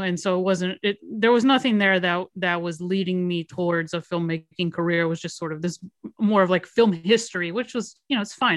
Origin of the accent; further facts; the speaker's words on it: Miami, Florida, United States; moved away as an adult; I'm from Miami